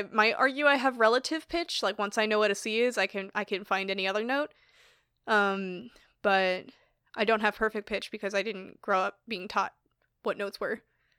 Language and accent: English; New York, United States; accent: Long Island; Oh, when I first went to Texas, I noticed my Long Island accent. Like, I don't really have a Long Island accent.